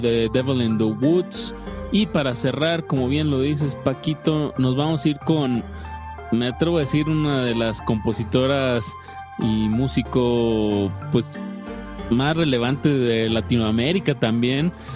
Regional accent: Mexico; como buenos mexicanos

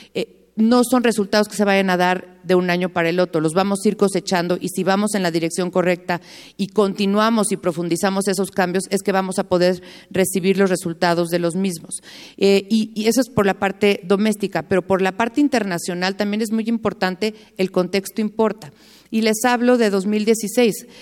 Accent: Mexico; como mexicanos

